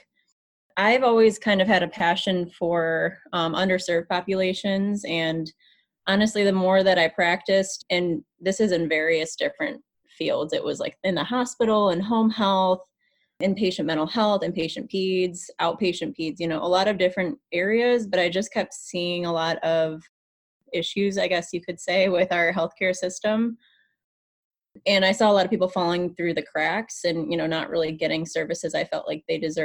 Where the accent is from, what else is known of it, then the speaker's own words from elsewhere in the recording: Michigan, United States; moved away as an adult; now in St. Louis, United States; I'm from Michigan